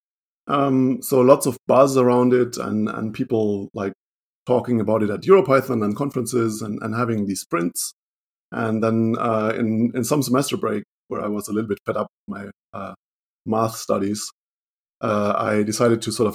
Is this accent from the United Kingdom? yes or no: no; Germany; English is a second language; also born or lived in Duisburg, Germany; I'm from Germany. I live in Duisburg, Germany, which is close to the Dutch border